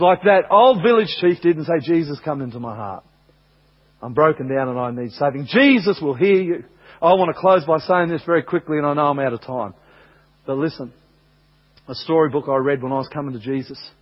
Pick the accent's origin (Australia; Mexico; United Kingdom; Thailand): Australia; I'm from Australia